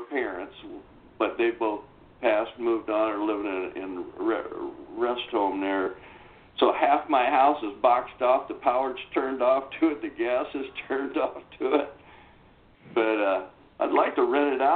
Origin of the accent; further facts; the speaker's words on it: the South, United States; I was born and raised in the South